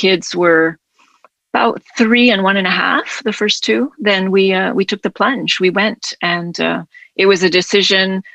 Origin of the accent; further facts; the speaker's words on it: United States; moved away as an adult; also born or lived in Mexico; I'm American.